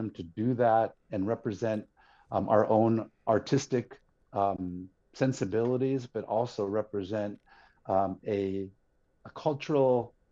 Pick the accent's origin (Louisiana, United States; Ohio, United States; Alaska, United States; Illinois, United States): Alaska, United States; Yukon-Kuskokwim Delta, Bethel; now in Anchorage, United States; I am born and raised in Alaska